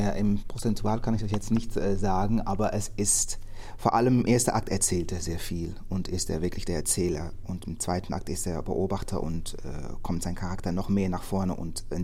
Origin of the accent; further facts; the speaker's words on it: Netherlands; Und für mich als Holländer, ist die Geschichte von Amerika, ja, das ist interessant, das auch mal gelesen zu haben und gehört zu haben, aber jetzt nicht so interessant.